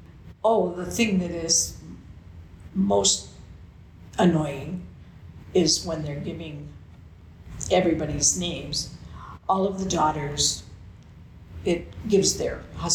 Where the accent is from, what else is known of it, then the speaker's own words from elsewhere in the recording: Anoka, Minnesota, United States; I grew up in Anoka. I went to school in Anoka